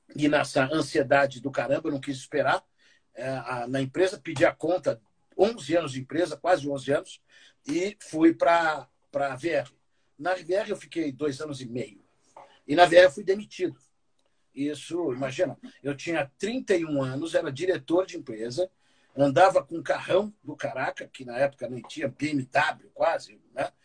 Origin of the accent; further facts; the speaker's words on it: São Paulo, Brazil; Eu fui criado no Campo Limpo, na periferia de São Paulo.